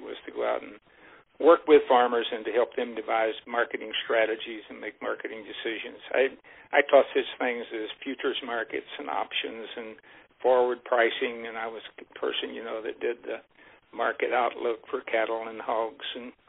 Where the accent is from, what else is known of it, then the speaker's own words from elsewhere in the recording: Missouri, United States; grow up on a small dairy farm. It happened to be in southwest Missouri at that time rather than Iowa, so I'm originally from Missouri.